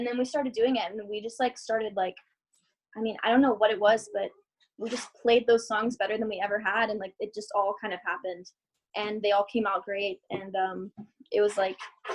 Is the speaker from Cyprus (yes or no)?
no; Georgia, United States; moved away as an adult; now in Florida, United States; I felt so disconnected from Georgia and from where I had grown up